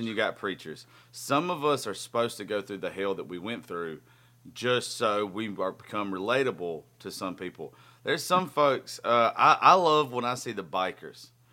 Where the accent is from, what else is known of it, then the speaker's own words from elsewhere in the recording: Georgia, United States; we're both from Georgia.